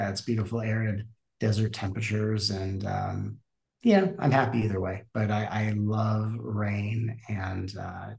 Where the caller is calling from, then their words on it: Arizona, United States; My life is currently in Arizona.